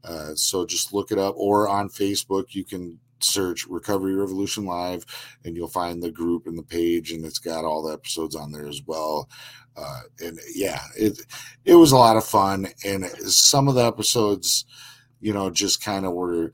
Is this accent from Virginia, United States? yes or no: no; Minnesota, United States; I'm from Minnesota